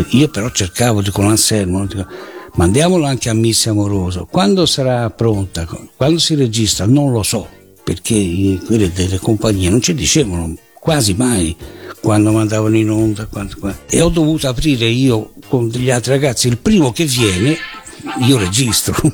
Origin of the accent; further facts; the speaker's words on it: Brazil; io sono stato cresciuto in Brasile, quindi io sapevo che cos'erano telenovelas